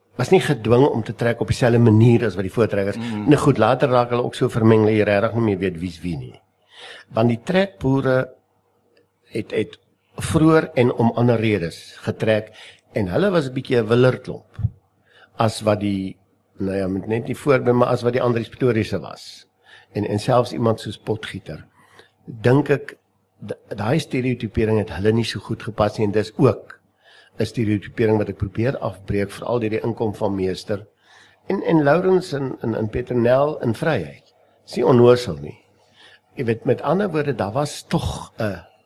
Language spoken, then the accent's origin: Afrikaans; South Africa; ons as Afrikaner, ons as Suid-Afrikaners